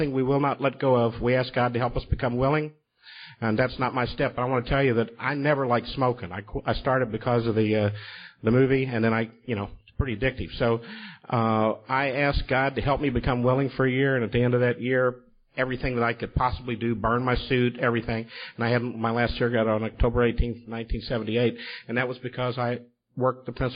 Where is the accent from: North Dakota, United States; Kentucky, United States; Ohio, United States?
Kentucky, United States; Louisville; moved away as an adult; also born or lived in New York; go back to my hometown, Louisville, Kentucky.